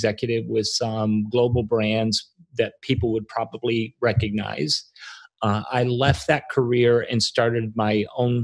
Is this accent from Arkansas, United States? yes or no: yes; Arkansas, United States; I grew up in Arkansas.